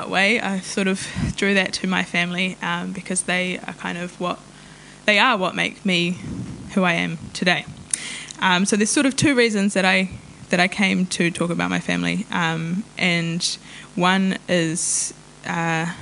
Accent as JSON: {"language": "English", "country": "New Zealand", "tie": "born or raised there", "also_born_or_lived": "Taranaki", "first_language": "Maori", "second_language": "English", "said": "I tipu au I raro I te maru o Maungawhau me Maunga Taranaki he Pākehā ahau and ko te reo Māori tōku reo tuatai"}